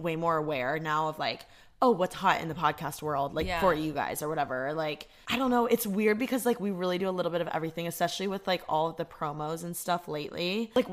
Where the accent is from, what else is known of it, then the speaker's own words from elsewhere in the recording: Bloomington, Indiana, United States; moved away as an adult; I'm from Bloomington, Indiana. I moved out here to go to fashion school